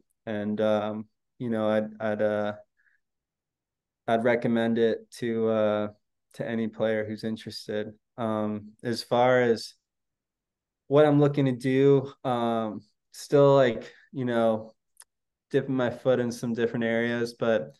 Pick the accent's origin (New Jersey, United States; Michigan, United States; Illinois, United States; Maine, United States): Illinois, United States; Chicago; my hometown team